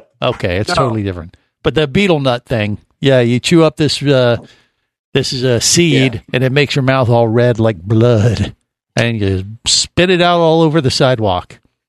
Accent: Cincinnati, Ohio, United States; I grew up in Cincinnati.

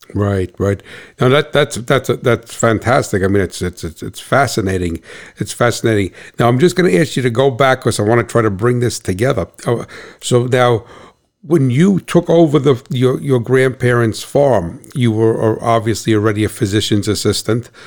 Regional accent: New Jersey, United States; I'm from New Jersey

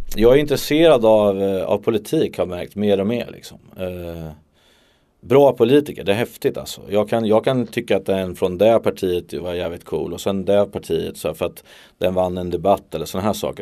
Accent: Örebro, Örebro County, Sweden; jag är där i min hemstad. Jag är uppvuxen med att ha cyklat ner till Eiravallen

